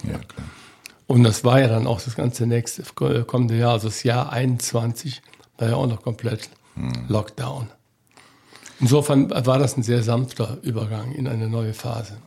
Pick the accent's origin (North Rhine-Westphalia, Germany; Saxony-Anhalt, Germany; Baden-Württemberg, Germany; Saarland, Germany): North Rhine-Westphalia, Germany; Cologne; moved away as an adult; Ich bin Kölner. Ich bin in Beckendorf groß geworden, am Beckendorfer Bütchen sozusagen.